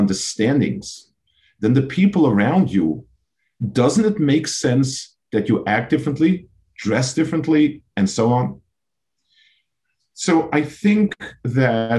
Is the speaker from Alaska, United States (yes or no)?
no; New York, United States; I grew up in New York in those years, in the 50s and 60s